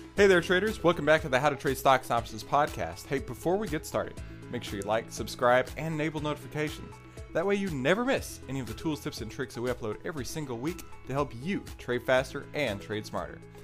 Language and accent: English; Texas, United States; I grew up in Texas and I still live in Texas